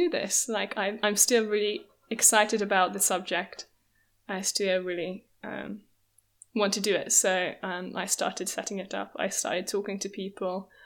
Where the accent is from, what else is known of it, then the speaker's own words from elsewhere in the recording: Hungary; now in London, United Kingdom; I'm originally from Hungary, but I'm London-based at the moment.